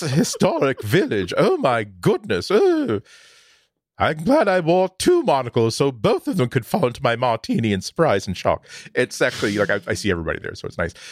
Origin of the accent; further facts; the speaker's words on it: suburban Boston, Massachusetts, United States; in suburban Boston, when I was growing up